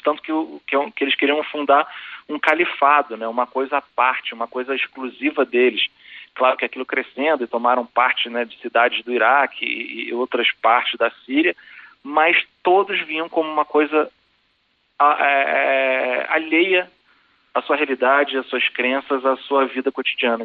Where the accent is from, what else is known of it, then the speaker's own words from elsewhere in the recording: Brazil; ser brasileiro